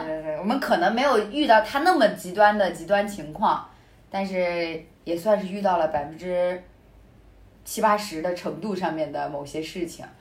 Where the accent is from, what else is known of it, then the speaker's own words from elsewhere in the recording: Hebei, China; moved away; 我们老家，呃，我们老家了，就是我河北的家里那边